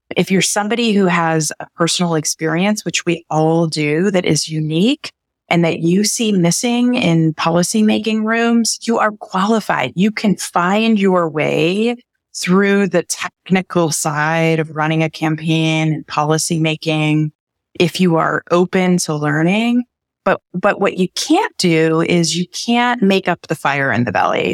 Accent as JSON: {"language": "English", "region": "Midwest", "country": "United States", "tie": "born or raised there", "said": "I was born and raised in the Midwest"}